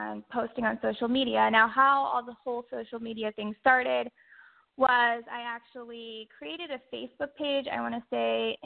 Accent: Orlando, Florida, United States; I grew up in Central Florida, so I want to say near the Orlando area, where I did a lot of freshwater fishing growing up

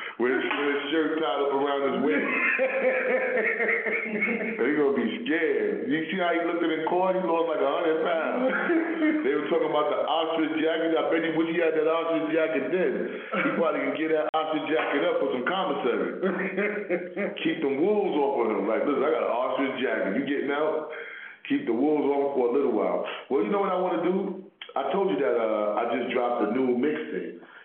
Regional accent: New York City, New York, United States; I'm from Harlem.

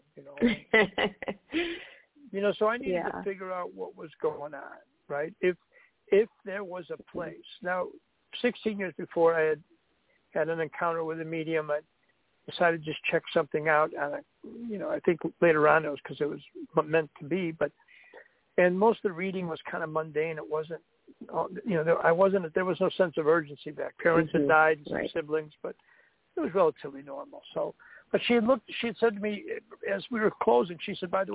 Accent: Buffalo, New York, United States; moved away; I grew up in Buffalo, and we're big Buffalo Bills fans

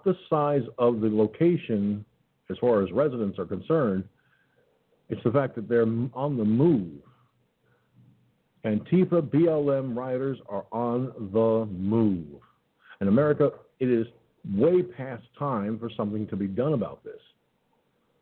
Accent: Peekskill, New York, United States; Peekskill, New York, my hometown.

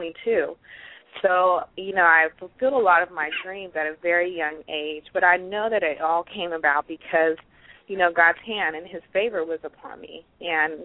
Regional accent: Pittsburg, California, United States; I'm from Pittsburgh, California. I was born, raised out here in the West Coast

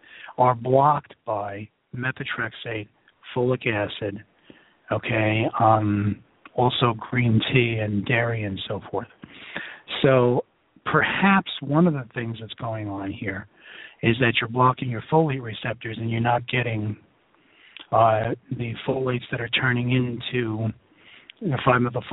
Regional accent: New York City, New York, United States; now in Philadelphia, United States; I'm from New York City, and I live in Philadelphia

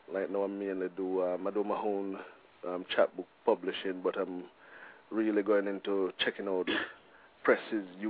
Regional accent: Jamaica; now in Portland, United States; I'm a Jamaican

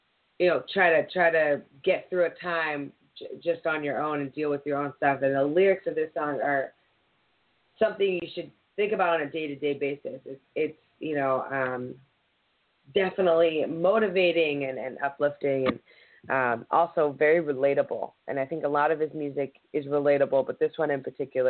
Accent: Philadelphia, Pennsylvania, United States; growing up, you know, in Philly

